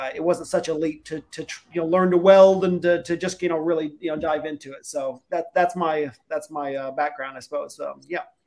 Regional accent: Kansas, United States; now in Sydney, Australia; I'm I'm American. I'm from Kansas.

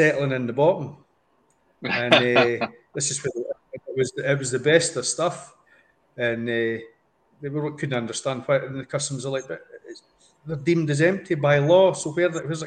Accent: Scotland, United Kingdom; I'm a Scotsman

